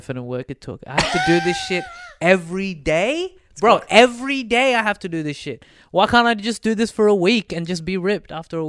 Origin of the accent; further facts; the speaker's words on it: Perth, Western Australia, Australia; I grew up in Perth.